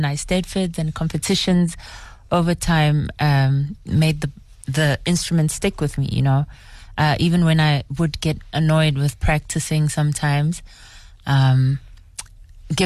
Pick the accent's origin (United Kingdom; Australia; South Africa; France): South Africa; Soshanguve, Gauteng; I grew up in Soshanguve.